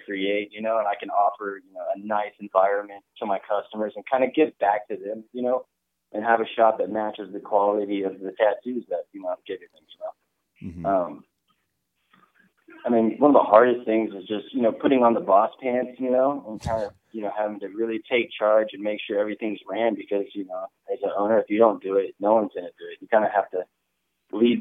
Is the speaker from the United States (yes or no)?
yes; Dallas, Texas, United States; I'm born and raised in Dallas, Texas